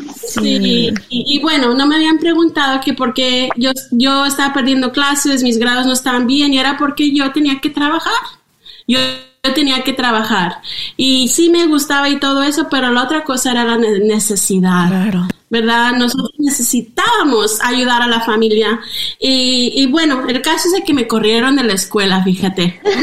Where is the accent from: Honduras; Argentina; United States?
United States; northern California; also born or lived in Zacatecas, Mexico; Y allí es donde yo me crié, en el norte de California.